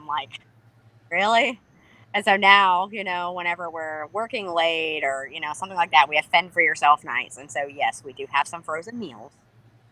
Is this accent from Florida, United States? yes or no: yes; Florida, United States; growing up here in Florida, like, obviously, I grew up here and we had all kinds of hurricanes that come through.